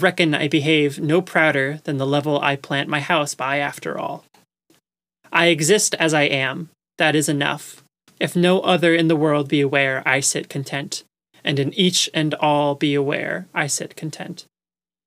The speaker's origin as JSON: {"language": "English", "area": "Long Island", "region": "New York", "country": "United States", "tie": "born or raised there", "said": "I grew up on Long Island as well"}